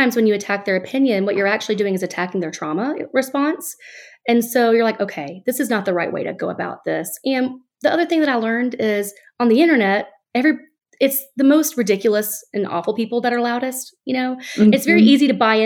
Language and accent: English; Alabama, United States; now in Florida, United States; I'm born and raised in Alabama